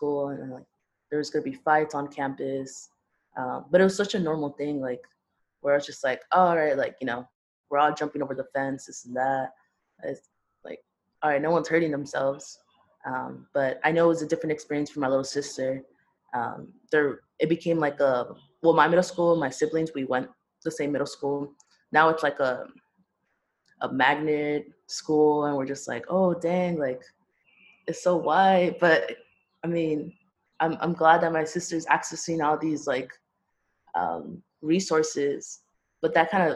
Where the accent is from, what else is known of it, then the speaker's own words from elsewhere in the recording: Los Angeles, California, United States; I'm born and raised in LA.